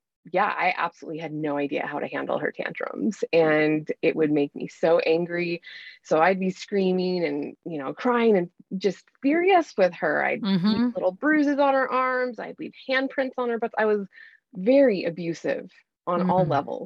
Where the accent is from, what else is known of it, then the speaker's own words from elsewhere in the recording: Bozeman, Montana, United States; I've born and raised in Montana. I've lived in Bozeman most of my life